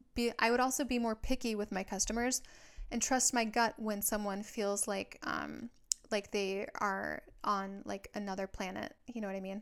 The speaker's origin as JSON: {"language": "English", "region": "Minnesota", "country": "United States", "moved": "yes", "lives_now": "Southern California, United States", "said": "I live in Southern California, but I'm from Minnesota"}